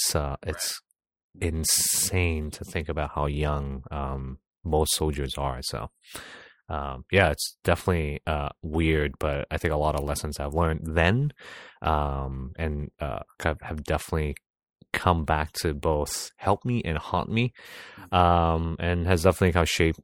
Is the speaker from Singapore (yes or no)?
yes; Singapore; As a Singaporean citizen, I served 2.5 years, kind of went to officer cadet school